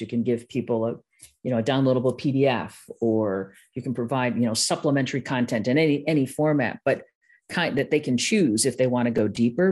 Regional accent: Milwaukee, Wisconsin, United States; accent: Midwest, a little Milwaukee; a little, little Milwaukee showing up there

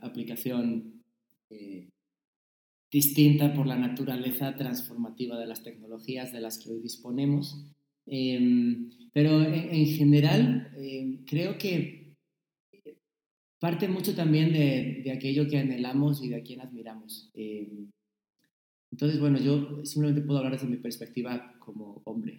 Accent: Spain; moved away as an adult; also born or lived in Saltillo, Coahuila, Mexico / United States; now in Mexico; mantener mi españolidad

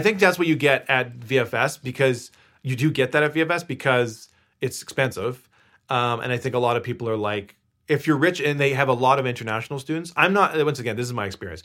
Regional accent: Victoria, British Columbia, Canada; moved away; I was bor- born and raised in Victoria, BC

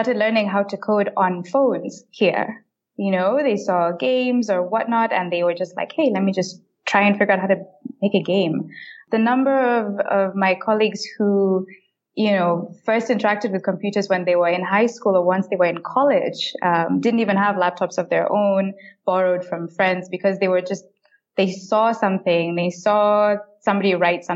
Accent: Kenya; I'm from Kenya, born and bred

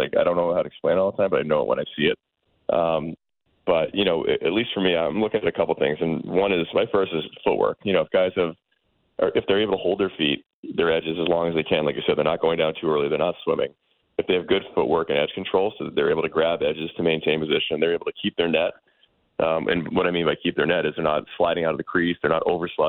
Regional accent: Boston, Massachusetts, United States; I'm from Boston

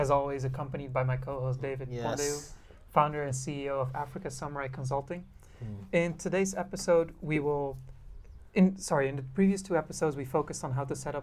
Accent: Netherlands; now in Japan; I'm from the Netherlands

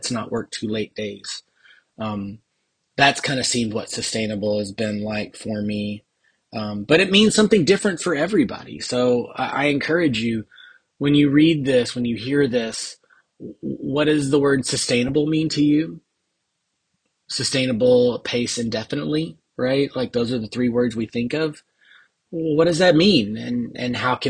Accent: Texas, United States; I am the Texan

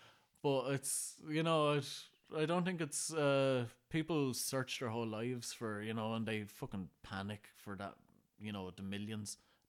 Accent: Ireland; You know, growing up in Ireland, anyone called Pa is old.

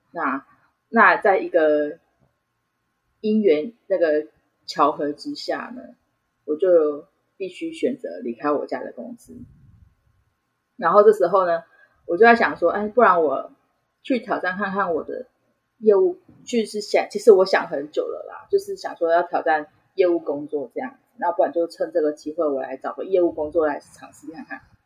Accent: Changhua County, Taiwan; moved away as an adult; now in Taichung, Taiwan; 我本身是彰化人，那，那时候只是就是单纯不想要讲话，所以我就选择了到台中

